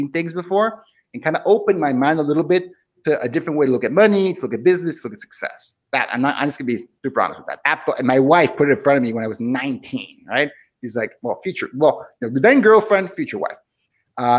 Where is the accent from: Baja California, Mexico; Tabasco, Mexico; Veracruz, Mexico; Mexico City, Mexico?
Baja California, Mexico; Tijuana; moved away as an adult; also born or lived in Seattle, Washington; I grew up in Tijuana, which is on the border with San Diego.